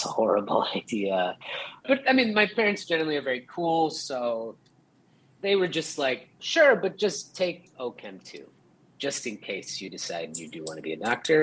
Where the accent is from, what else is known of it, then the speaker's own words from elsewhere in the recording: Brookfield, Wisconsin, United States; moved away; I grew up in Brookfield, Wisconsin, which is a kind of suburb of Milwaukee